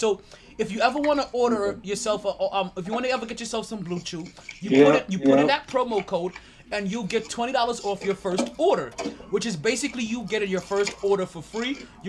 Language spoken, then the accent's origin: English; New York City, New York, United States; I'm from Brooklyn.